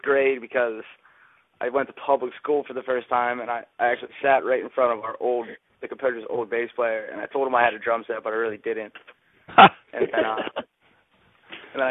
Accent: Greensburg, Pennsylvania, United States; also born or lived in Brookline, Pittsburgh; now in Pittsburgh, United States; we both hail from, live in Brookline, both of us now, together, but I'm from, the Greensburg area

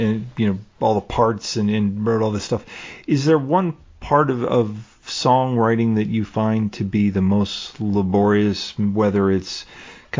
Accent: United States; I'm American

